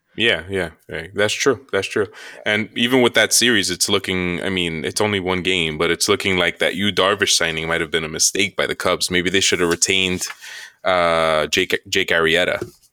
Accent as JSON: {"language": "English", "region": "New York", "country": "United States", "said": "We're, we're from New York. We're first generation Americans, uh, Dominican parents"}